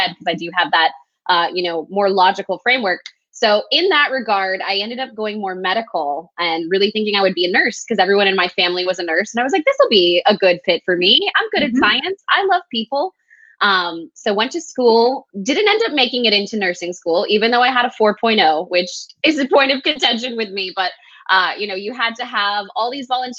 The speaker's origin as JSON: {"language": "English", "town": "El Paso", "region": "Texas", "country": "United States", "tie": "born or raised there", "also_born_or_lived": "Lubbock, Texas", "moved": "as an adult", "lives_now": "Austin, United States", "said": "So I was born and raised in El Paso, Texas. I've lived in Texas all my life"}